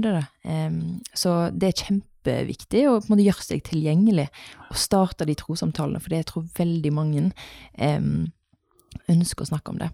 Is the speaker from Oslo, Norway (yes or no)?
no; Haugesund, Rogaland, Norway; moved away as an adult; now in Bergen, Norway; Bodde her til jeg var åtte, så flytta vi til Haugesund. Mm. Eh, så det er der jeg er oppvokst.